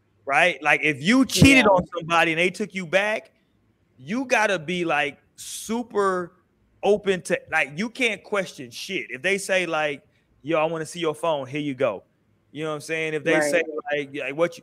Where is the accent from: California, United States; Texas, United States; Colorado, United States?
Texas, United States; Houston; I grew up in Houston, and we grew up putting Skittles in our lean